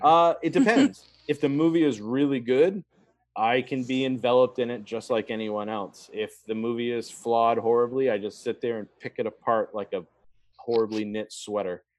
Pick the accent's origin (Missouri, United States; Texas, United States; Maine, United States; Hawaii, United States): Maine, United States; Brunswick; Brunswick, which is my hometown in mm-hmm. Maine